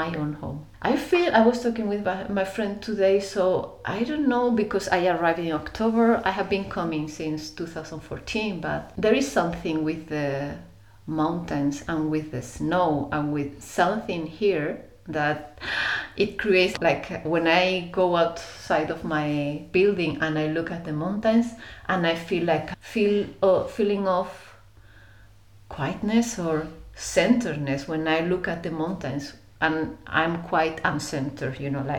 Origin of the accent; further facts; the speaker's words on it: Germany; English is a second language; No, I was born in Germany, you know, I always wanted to be different. So I just took the excuse of being born in Germany. But I never fit there.